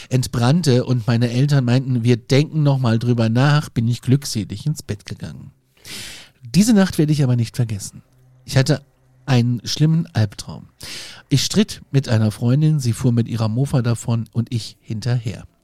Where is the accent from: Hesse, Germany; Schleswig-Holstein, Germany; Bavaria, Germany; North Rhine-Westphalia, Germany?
Hesse, Germany; Maden; Aber ähm, ähm, ich bin ja aus Marden City, aus MC. Ähm, Maden wie das Tier ist der Ortsteil und ist